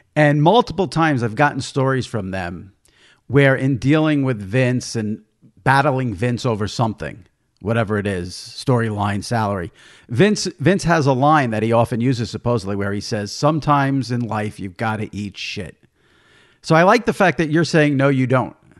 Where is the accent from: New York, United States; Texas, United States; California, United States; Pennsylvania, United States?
New York, United States; I grew up in New York listening to Mike and the Mad Dog